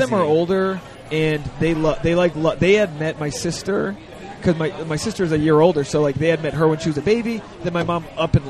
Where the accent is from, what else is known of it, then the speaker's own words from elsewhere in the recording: Rhode Island, United States; Oh, I'm from Rhode Island.